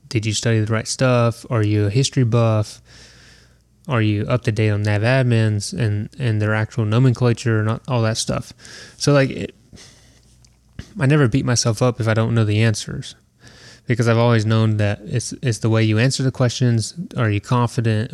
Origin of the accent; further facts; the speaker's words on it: Southeast, United States; I am from the Southeast